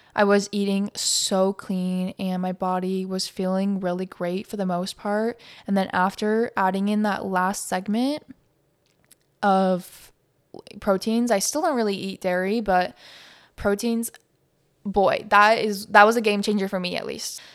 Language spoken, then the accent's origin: English; Montana, United States; now in Phoenix, United States; I live in Phoenix, Arizona, and I grew up in Montana